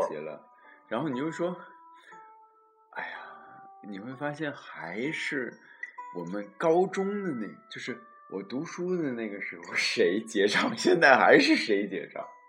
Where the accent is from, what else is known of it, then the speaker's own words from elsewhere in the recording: China; moved away as an adult; now in Germany; 我已经出国了